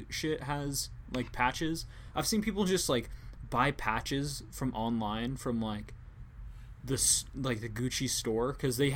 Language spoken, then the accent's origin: English; Washington, United States; it's like I'm from Washington.